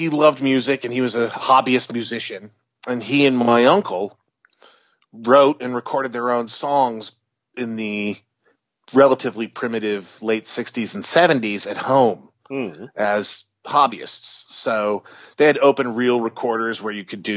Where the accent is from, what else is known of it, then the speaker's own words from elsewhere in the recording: Albany, New York, United States; I grew up in Albany, which is about – 3-4 hours north of New York City